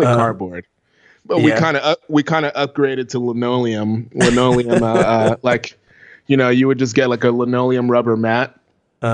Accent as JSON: {"language": "English", "town": "New York City", "region": "New York", "country": "United States", "tie": "born or raised there", "said": "I grew up in New York City"}